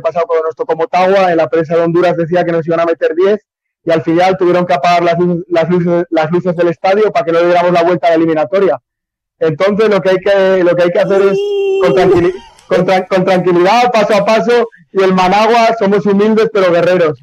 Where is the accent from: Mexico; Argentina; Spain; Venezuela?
Spain; moved away as an adult; now in Nicaragua; soy español, me siento muy feliz en Nicaragua